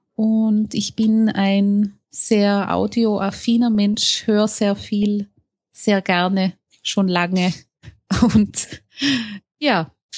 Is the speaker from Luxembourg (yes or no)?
no; Innsbruck, Tyrol, Austria; Ich komme aus Innsbruck in Österreich